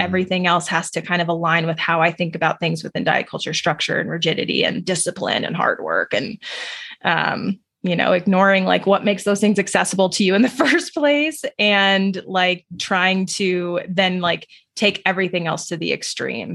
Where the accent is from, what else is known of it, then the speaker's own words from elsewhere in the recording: New Mexico, United States; I grew up in New Mexico